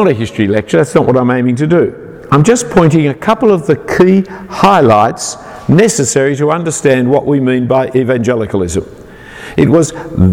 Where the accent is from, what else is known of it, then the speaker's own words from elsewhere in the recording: Sydney, New South Wales, Australia; I'm an Australian. I'm not even that really. I'm a Sydney sider.